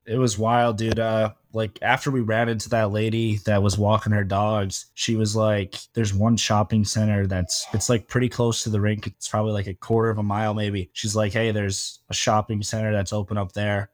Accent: Michigan, United States; moved away as an adult; now in Fort Myers, United States; I'm from Michigan, so we do snow

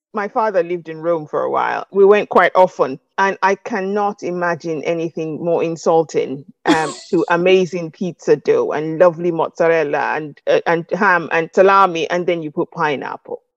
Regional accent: Nigeria; accent: Nigerian; moved away as an adult; now in United Kingdom; I grew up in Nigeria

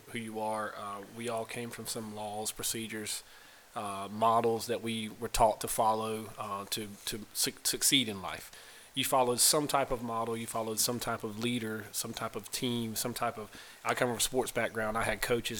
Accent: Pembroke, North Carolina, United States; I'm from a small town, North Carolina, Pembroke, North Carolina.

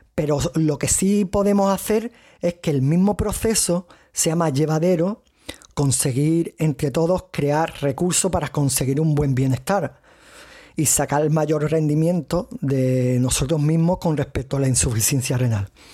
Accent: province of Cádiz, Andalusia, Spain; accent: strong Andalusian; soy español, andaluz, y de la provincia de Cádiz, como algunos podréis reconocer en el acento que tengo fuerte andaluz

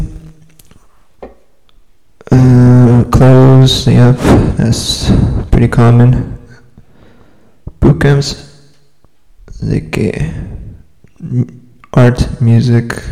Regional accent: Salinas, California, United States; also born or lived in Chico, California; I born and raised in Salinas, California

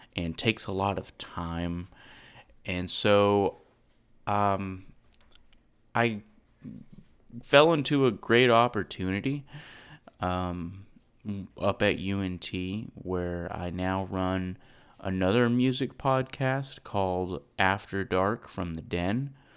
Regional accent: Saginaw, Texas, United States; also born or lived in Irving, Texas; I grew up in Fort Worth, um, Texas, i-, in a place called Saginaw

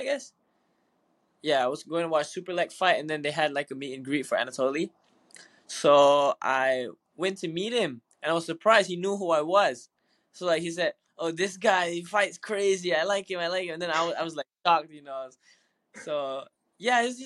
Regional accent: Malaysia; also born or lived in Farmington, New Mexico, United States; where I'm from Borneo

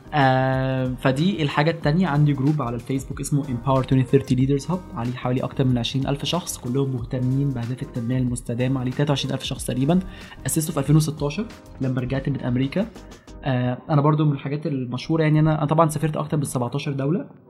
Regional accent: Alexandria, Alexandria Governorate, Egypt; انا من اسكندريه دي حاجه انا فخور بيها يعني وحاجه مقربه جدا الى قلبي آه، اتخرجت من جامعه اسكندريه يعني درست في اسكندريه كل المراحل الدراسيه ابتدائي واعدادي وثانوي

